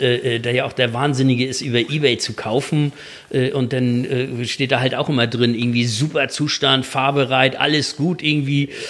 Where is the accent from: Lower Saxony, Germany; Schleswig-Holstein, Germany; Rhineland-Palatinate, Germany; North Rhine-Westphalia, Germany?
Schleswig-Holstein, Germany; Kiel; bei uns in Kiel